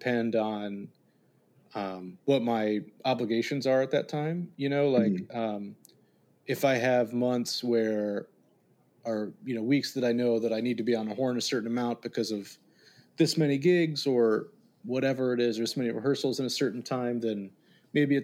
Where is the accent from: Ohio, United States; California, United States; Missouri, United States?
Ohio, United States; Columbus; I grew up in Columbus, Ohio